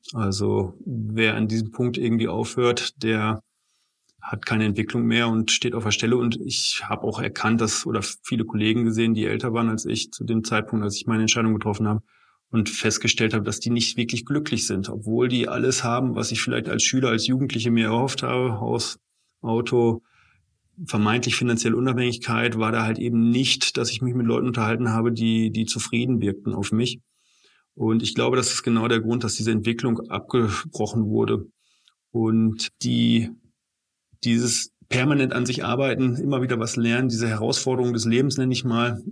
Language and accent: German; Bielefeld, North Rhine-Westphalia, Germany; also born or lived in Münster; Ich komme gebürtig aus Bielefeld, bin dort geboren und arbeite dort auch wieder seit 15 Jahren in der eigenen Praxis